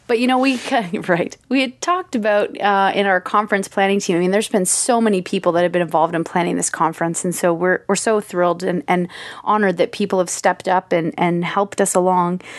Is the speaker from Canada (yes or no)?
yes; Kitchener, Ontario, Canada; I'm from K W.